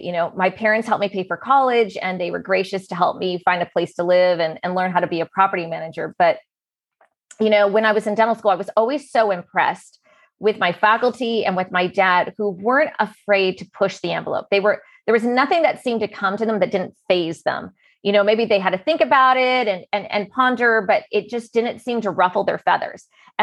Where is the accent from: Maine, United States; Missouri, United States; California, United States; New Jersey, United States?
California, United States; also born or lived in Philippines / Hawaii; I was born in the Philippines on a naval base. A few years later, we were back in California. My brother was born in Huntington Beach. And we've lived, so many places.